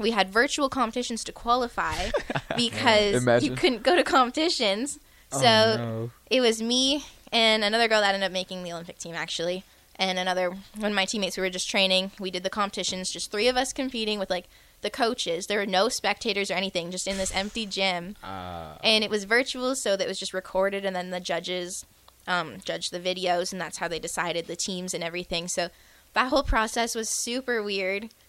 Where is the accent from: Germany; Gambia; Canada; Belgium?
Canada; first language French; English is a second language; moved away as an adult; now in Lincoln, United States; I'm from Canada.